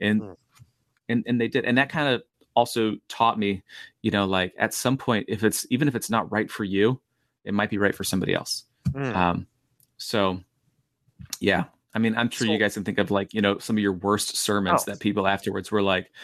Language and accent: English; Oviedo, Florida, United States; I grew up in Oviedo, Florida